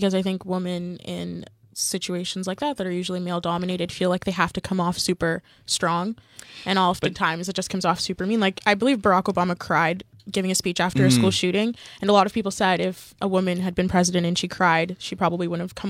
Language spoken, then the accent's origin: English; Canada; We're also Canadian, so I can't vote